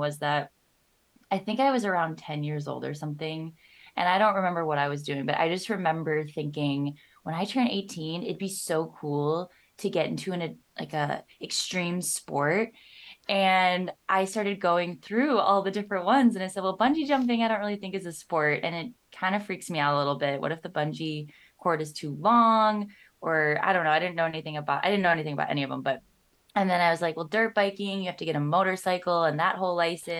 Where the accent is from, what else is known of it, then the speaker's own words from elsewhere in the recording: Minnesota, United States; I'm from Minnesota and born and raised here